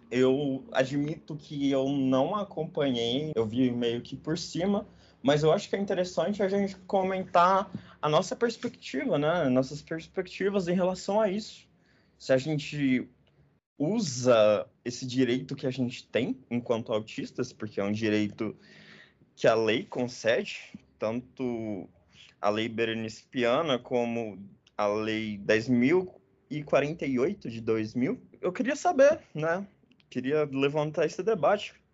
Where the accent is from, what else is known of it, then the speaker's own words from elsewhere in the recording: Belém, Pará, Brazil; Eu sou de Belém do Pará.